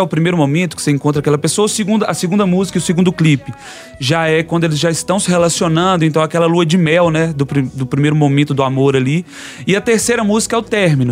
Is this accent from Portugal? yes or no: no; Vale do Jequitinhonha, Minas Gerais, Brazil; now in Belo Horizonte, Brazil; do Vale de Quition, de onde eu venho